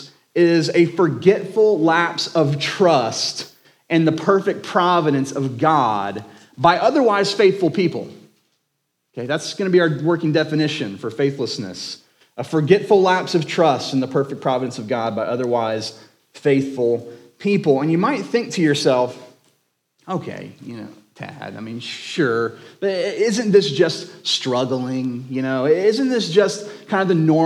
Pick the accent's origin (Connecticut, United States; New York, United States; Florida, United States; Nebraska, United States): Florida, United States; Jacksonville; now in Crestview, United States; I was born and raised in Jacksonville.